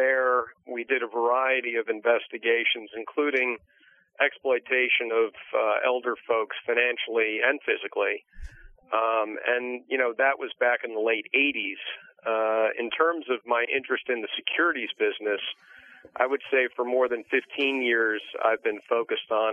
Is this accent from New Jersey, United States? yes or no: yes; Maplewood, New Jersey, United States; I've always been a Jersey guy. I grew up in Maplewood